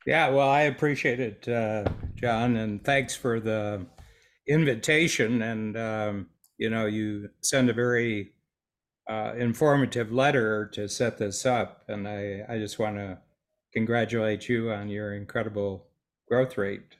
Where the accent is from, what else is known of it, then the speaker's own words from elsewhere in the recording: Northern Ohio, United States; moved away as an adult; also born or lived in Toronto; I grew up with a farm boy in Northern Ohio